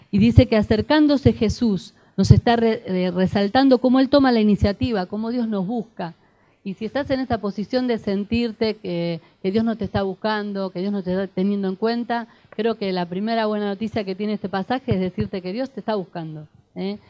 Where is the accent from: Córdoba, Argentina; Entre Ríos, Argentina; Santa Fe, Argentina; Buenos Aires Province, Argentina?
Buenos Aires Province, Argentina; Avellaneda; Allá en la zona sur, yo soy de Avellaneda